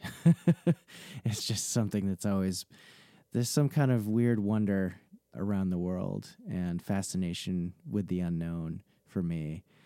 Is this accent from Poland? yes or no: no; New England, United States; So I grew up in New England and I've lived here pretty much my whole life